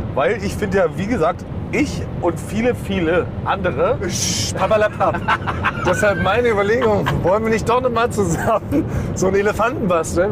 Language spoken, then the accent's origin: German; Berlin, Germany; born or raised there